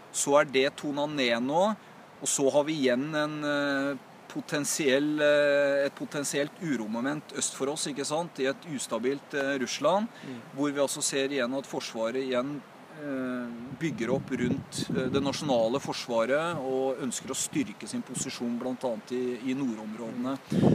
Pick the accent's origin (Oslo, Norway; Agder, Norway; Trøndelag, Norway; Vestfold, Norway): Oslo, Norway; Det heter jo Haugerud, der jeg vokste opp.